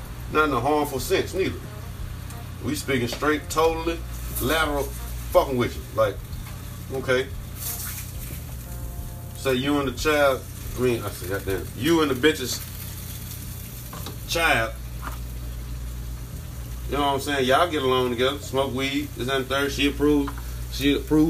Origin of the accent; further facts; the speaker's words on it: Dallas, Texas, United States; now in Delaware, United States; I'm from Dallas. I live in Delaware